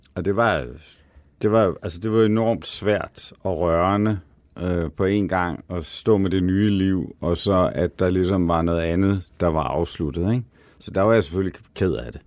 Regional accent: Denmark; now in Copenhagen, Denmark; jeg er altså fra det mørke Jylland

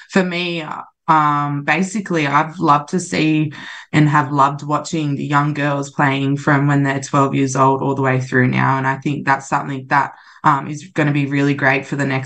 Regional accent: Central Coast, New South Wales, Australia; i'm really proud to be from the central coast

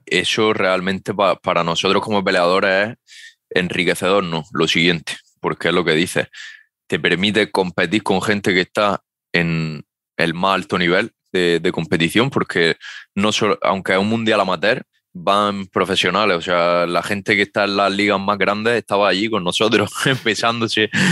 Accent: Almería, Andalusia, Spain; aquí en mi tierra, en Almería

